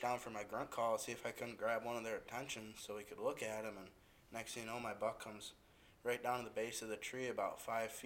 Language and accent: English; Western New York, United States; moved away as an adult; now in Iowa, United States; I'm originally from Western New York, moved out to Iowa to go to school